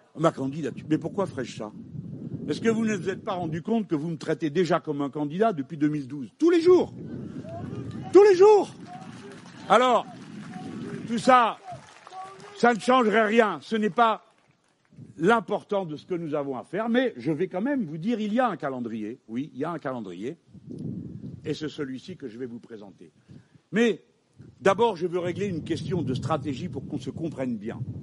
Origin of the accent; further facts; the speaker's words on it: France; je suis français